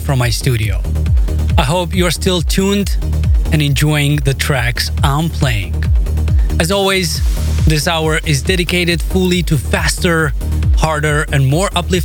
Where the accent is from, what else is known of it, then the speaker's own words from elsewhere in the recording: Moldova; my home country of Moldova